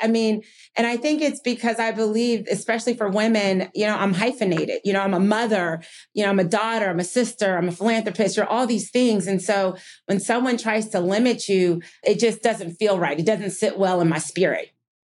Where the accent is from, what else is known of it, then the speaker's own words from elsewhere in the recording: New Jersey, United States; also born or lived in Rochester, New York; I was born in Rochester, New York, and moved to New Jersey. And we were long on love and short on money.